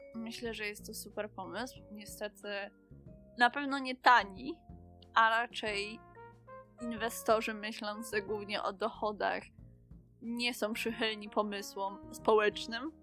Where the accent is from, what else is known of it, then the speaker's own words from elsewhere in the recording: Kraków area, Lesser Poland, Poland; jesteśmy z oboje z okolic Krakowa